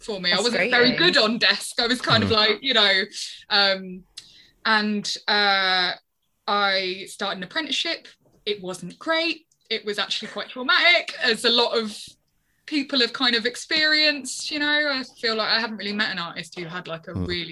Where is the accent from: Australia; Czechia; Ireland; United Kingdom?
United Kingdom; London; moved away as an adult; now in Brighton, United Kingdom; I'm from London. I moved to Brighton about 4.5 years ago.